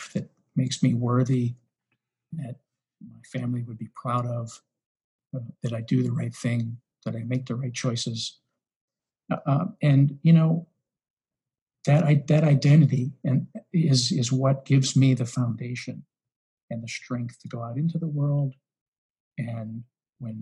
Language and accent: English; Western Pennsylvania, United States; I'm from Western Pennsylvania